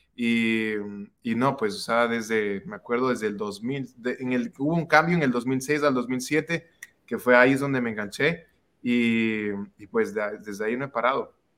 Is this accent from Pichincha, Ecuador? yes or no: yes; Quito, Pichincha, Ecuador; yo soy de Quito, Ecuador